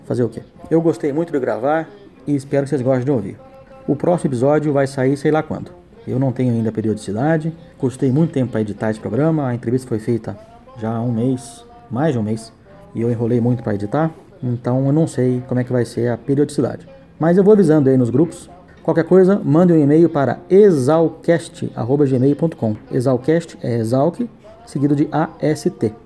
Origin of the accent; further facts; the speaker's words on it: São Paulo, Brazil; Eu sou de São Paulo, criado aqui